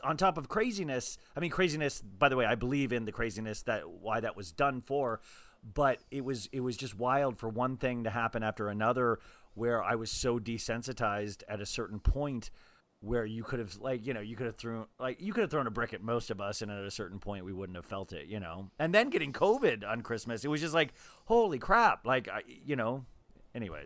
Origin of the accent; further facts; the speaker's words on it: California, United States; I'm from California